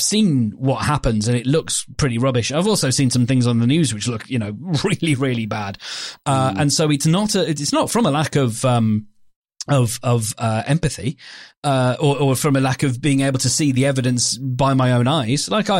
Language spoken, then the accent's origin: English; England, United Kingdom; But I'm obviously English, though